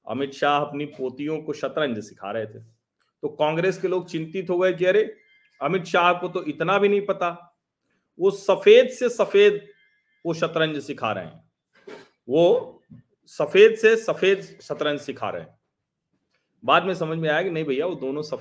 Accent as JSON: {"language": "Hindi", "town": "Pratapgarh", "region": "Uttar Pradesh", "country": "India", "tie": "born or raised there", "said": "हमारा भी मूल जिला प्रतापगढ़ ही है"}